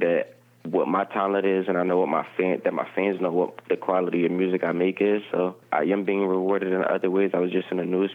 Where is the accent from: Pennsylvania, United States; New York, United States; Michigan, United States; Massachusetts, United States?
Pennsylvania, United States; Philadelphia